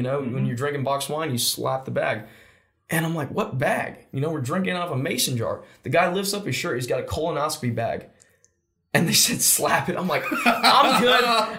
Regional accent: Georgia, United States; accent: Southern; You from the South? I said, yeah, I'm from Georgia.

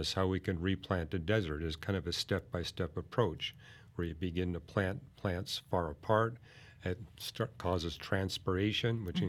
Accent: Vancouver, British Columbia, Canada; This was just 6 miles from the house that I was raised in Vancouver. I would cross the bridge to North Vancouver, and I loved this park.

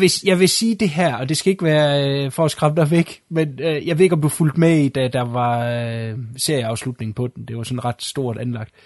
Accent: Denmark; jeg er dansker

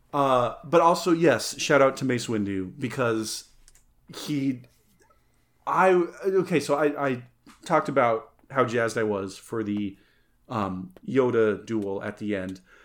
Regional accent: San Luis Valley, Colorado, United States; growing up in the San Luis Valley, where the spring is windy as shit.

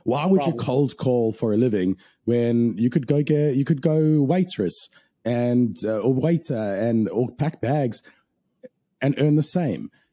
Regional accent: South Africa; now in Australia; I grew up in South Africa

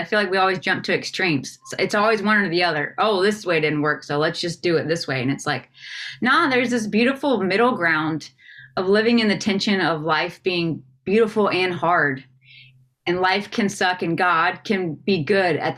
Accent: the South, United States; growing up in the South and in the church

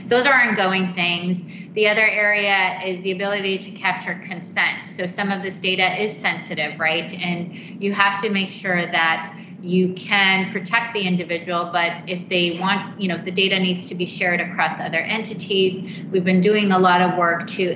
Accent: Canada; moved away; I'm actually Canadian

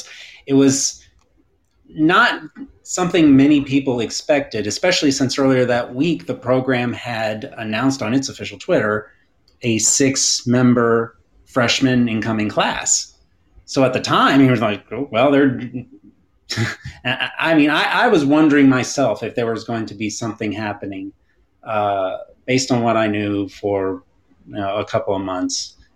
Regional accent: Huntsville, Alabama, United States; moved away as an adult; now in Raleigh, United States; I've been living here in the Raleigh area for about 20 years now. But I am from Huntsville originally, born and raised there, and I'm a UAH alum.

